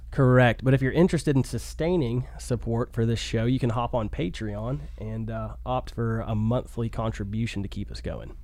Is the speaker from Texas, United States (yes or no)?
no; Chattanooga, Tennessee, United States; I'm an American and I'm a Chattanoogan